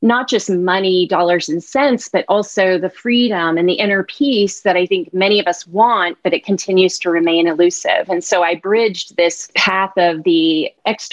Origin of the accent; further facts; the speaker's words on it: Bay Area, California, United States; I grew up in the Bay Area